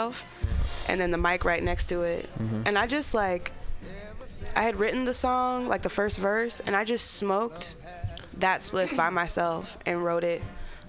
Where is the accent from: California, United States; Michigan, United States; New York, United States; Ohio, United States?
California, United States; Berkeley; moved away; But I'm from Berkeley originally